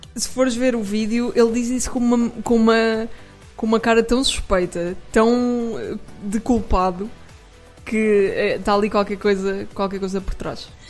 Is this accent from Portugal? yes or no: yes; Portugal; sou portuguesa